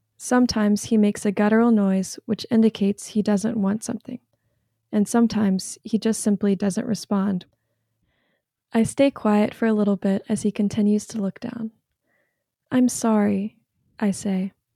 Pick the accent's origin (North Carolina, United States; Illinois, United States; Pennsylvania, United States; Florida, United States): North Carolina, United States; I'm from North Carolina